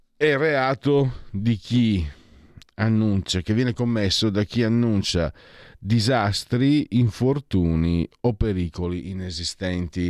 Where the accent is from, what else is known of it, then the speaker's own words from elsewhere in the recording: Friuli-Venezia Giulia, Italy; Io vengo dal Friuli